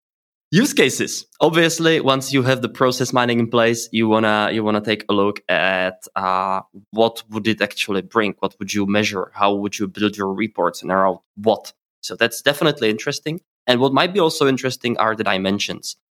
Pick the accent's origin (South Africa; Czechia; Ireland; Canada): Czechia; I am from Czech Republic and also live here